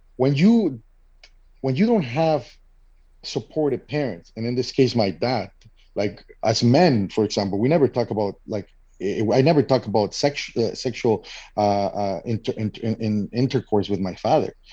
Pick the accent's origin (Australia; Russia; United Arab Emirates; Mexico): Mexico; moved away as an adult; now in Canada; I am originally from Mexico and living in Canada for now over ten years.